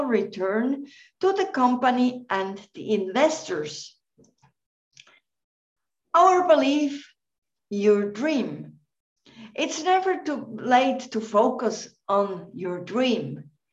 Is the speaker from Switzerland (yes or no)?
yes; Central Switzerland, Switzerland; now in Bilbao, Spain; I'm half Welsh, but also Swiss, born in Switzerland, in central Switzerland